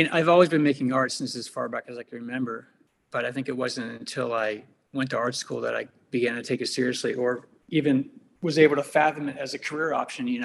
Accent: Pittsburgh, Pennsylvania, United States; born there; also born or lived in Los Angeles; yeah, I was born in Pittsburgh, um, and then I just, you know what? I just I actually moved around a lot when I was uh, growing up.

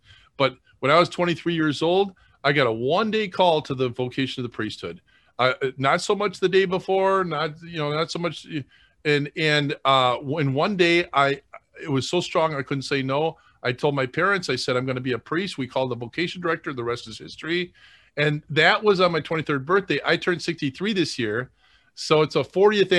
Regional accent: Madison, Wisconsin, United States; I grew up in Madison

